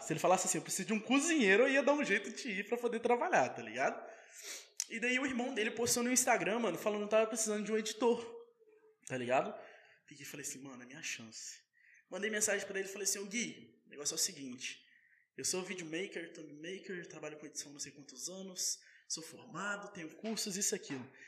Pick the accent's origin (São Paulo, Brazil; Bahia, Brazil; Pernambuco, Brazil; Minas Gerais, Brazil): Minas Gerais, Brazil; Rodeiro; also born or lived in Ubá / Paraná; now in Volta Redonda, Brazil; eu sou de rodeiro. Nasci em Ubá, né? Mas sou de rodeiro. Morei minha vida toda em rodeiro